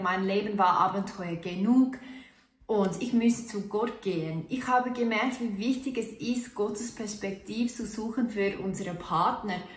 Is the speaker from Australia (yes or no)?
yes; Australia; German is a second language; moved away as an adult; now in Switzerland; als Australierin in der Schweiz